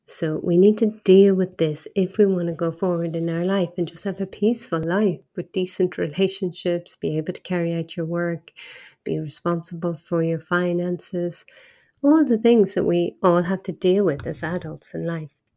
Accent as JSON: {"language": "English", "country": "Ireland", "also_born_or_lived": "Asia", "moved": "yes", "said": "I'm from Ireland, not far from here"}